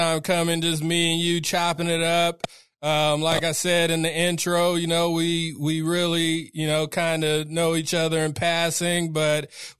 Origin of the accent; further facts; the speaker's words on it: Sacramento, California, United States; I'm from the north side. I'm from, you know, pretty much where your brewery is over on Del Paso Boulevard. Grew up there.